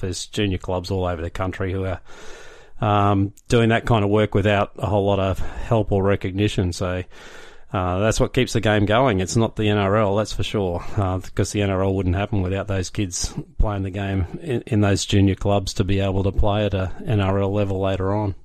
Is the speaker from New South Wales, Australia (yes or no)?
no; Brisbane, Queensland, Australia; now in Ipswich, Australia; I grew up in Brisbane